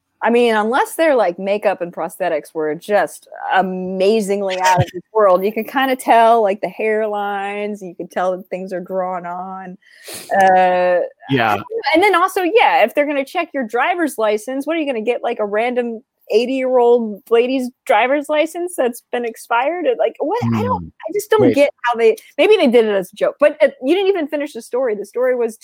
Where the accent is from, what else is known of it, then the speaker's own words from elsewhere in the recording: Florida, United States; moved away; also born or lived in New York; I grew up in Florida and also in New York.